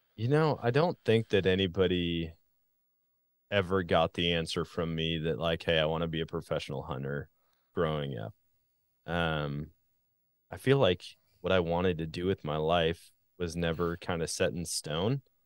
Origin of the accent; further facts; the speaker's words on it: Wisconsin, United States; moved away; also born or lived in Missouri; I grew up in Wisconsin